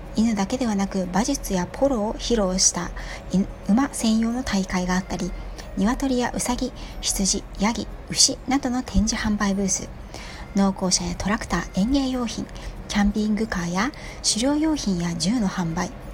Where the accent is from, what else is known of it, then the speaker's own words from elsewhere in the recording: Yokohama, Kanagawa, Japan; moved away; 5代目浜っ子の街中で育った私